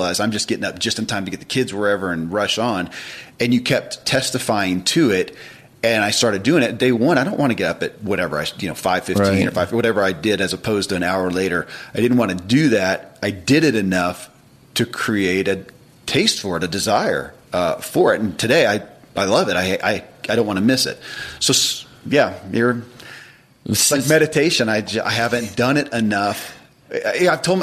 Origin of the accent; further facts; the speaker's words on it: United States; I'm American.